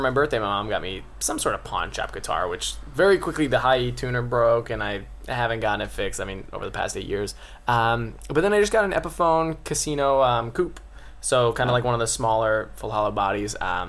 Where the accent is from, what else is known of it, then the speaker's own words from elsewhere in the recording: United States; as the American here